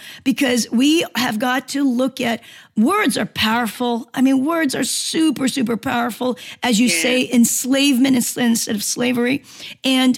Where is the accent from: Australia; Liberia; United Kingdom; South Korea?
South Korea; Seoul; moved away; also born or lived in Los Angeles, United States; I grew up in Korea, and I've, being in Korean descent, you know, born in Korea, but I went to the military school. I lived in Seoul